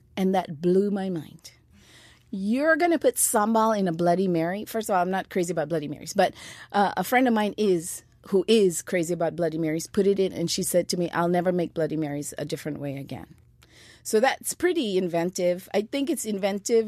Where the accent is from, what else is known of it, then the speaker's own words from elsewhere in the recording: Malaysia; moved away; Back home in Malaysia